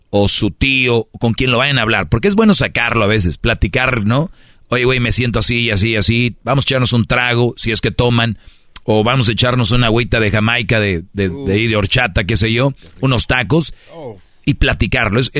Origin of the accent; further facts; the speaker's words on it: Monterrey, Nuevo León, Mexico; Yo soy regio